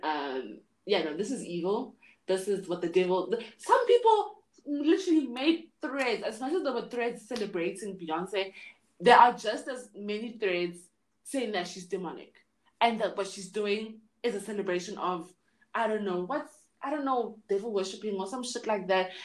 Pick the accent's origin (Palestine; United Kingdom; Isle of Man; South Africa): South Africa; Johannesburg, Gauteng; I'm from Johannesburg.